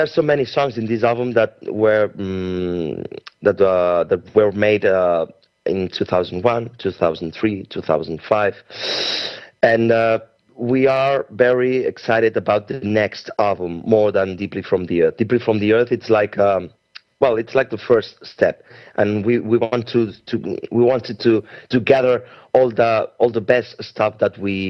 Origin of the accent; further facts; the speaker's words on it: Spain; also born or lived in Barcelona; we are from Spain